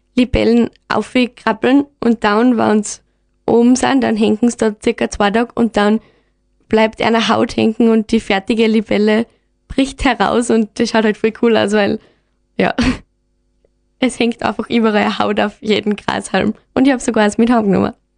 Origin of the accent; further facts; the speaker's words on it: Gams, Styria, Austria; Ich bin aus der Gams, genau, aus dem Gamsforscht und da gibt es eigentlich fast keine Leute.